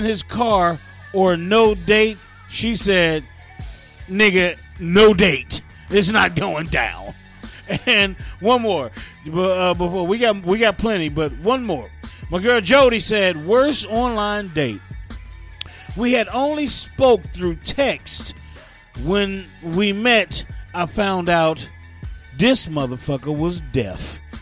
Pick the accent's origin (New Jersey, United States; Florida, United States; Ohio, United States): New Jersey, United States; East Orange; I was born in East Orange, New Jersey